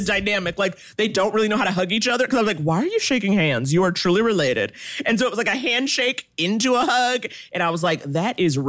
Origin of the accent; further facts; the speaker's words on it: New York City, New York, United States; I grew up in Harlem